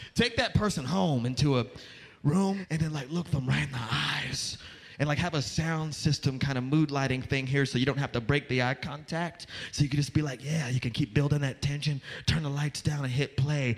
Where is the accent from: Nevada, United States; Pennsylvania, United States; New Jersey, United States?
Nevada, United States; Las Vegas; moved away; also born or lived in New York; I am from Las Vegas